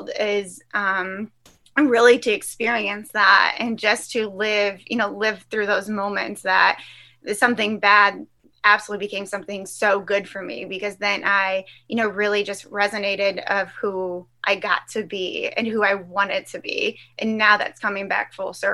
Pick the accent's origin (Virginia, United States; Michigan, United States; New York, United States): Michigan, United States; also born or lived in Salt Lake City, Utah; now in Ohio, United States; I grew up in Michigan